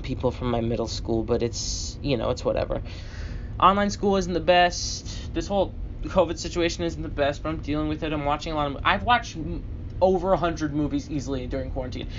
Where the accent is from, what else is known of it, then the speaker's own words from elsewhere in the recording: United States; I'm the American who's gone to school here for nine years